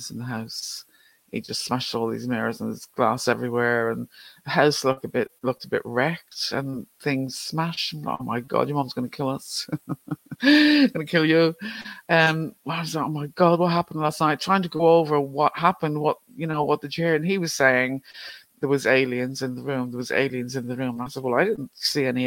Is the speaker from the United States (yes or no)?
no; Ireland; Growing up in Ireland, everything is either ghosts or the devil